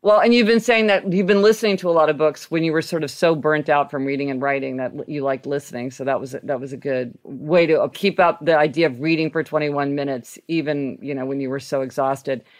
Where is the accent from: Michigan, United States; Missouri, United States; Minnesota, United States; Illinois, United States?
Missouri, United States; Kansas City; now in New York City, United States; I grew up driving in Kansas City